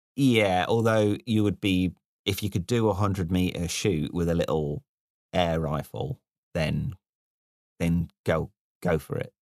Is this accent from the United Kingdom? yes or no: yes; Midlands, United Kingdom; moved away; also born or lived in London; the first time I became aware that I was from the Midlands was when I left the Midlands and, uh, I was in London and I used the word gambol